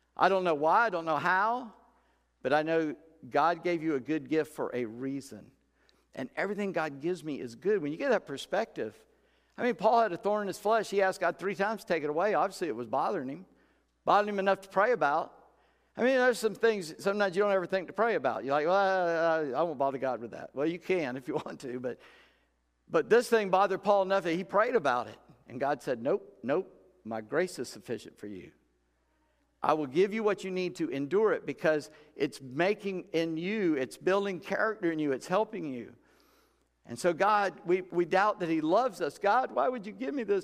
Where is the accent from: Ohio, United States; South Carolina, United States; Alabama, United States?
South Carolina, United States; Charleston; I'm from Charleston